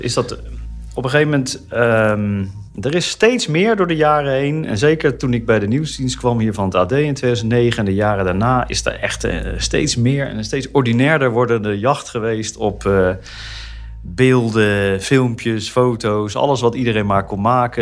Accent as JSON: {"language": "Dutch", "town": "The Hague", "region": "South Holland", "country": "Netherlands", "tie": "born or raised there", "said": "Opgegroeid in Den Haag, geboren en getogen."}